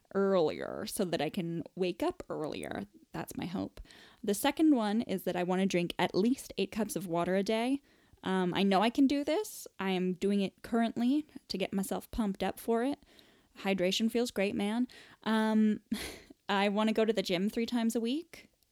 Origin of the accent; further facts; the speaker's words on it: United States; accent: American; moved away as an adult; now in England, United Kingdom; I'm an American, as evidenced by my American voice.